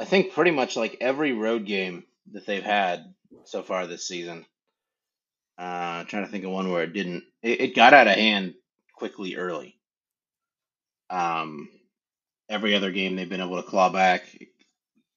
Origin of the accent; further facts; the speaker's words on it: North Carolina, United States; moved away; I grew up in North Carolina